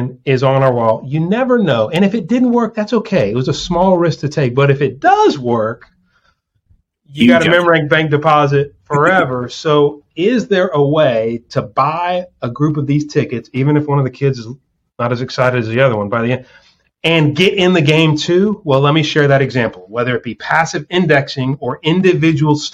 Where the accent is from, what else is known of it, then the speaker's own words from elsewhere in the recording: New Orleans, Louisiana, United States; we're both from New Orleans